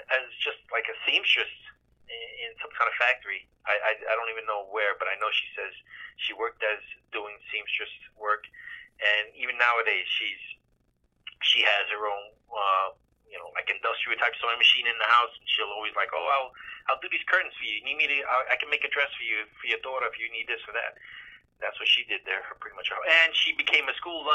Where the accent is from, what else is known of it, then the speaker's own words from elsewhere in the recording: New York City, New York, United States; We grew up on the Lower East Side of Manhattan, Alphabet City now